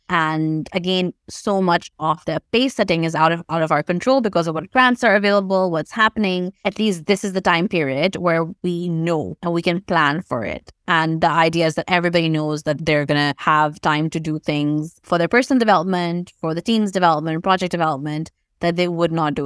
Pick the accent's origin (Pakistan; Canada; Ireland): Pakistan; moved away; I grew up in Pakistan